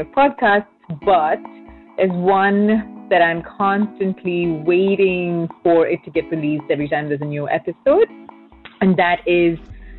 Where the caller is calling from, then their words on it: Bloomington, Indiana, United States; I'm calling from Bloomington, Indiana.